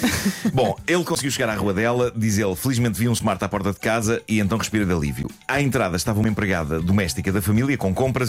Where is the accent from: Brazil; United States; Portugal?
Portugal; Lisbon; eu sou de Lisboa e este último parágrafo podia descrever facilmente a minha vida nas ruas da capital